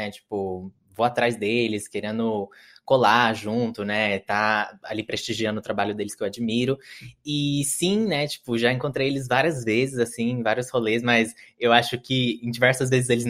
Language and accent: Portuguese; Franca, São Paulo, Brazil; now in São Paulo, Brazil; Sou do interior, né, de Franca, e lá, assim, eu tinha contato com o sertanejo e com música pop gringa